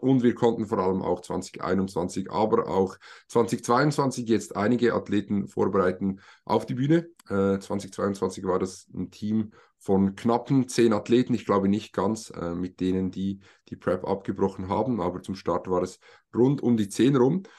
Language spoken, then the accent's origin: German; Switzerland; wir kommen alle aus der Schweiz. Dementsprechend entschuldigt unser vielleicht etwas holpriges Hochdeutsch teilweise.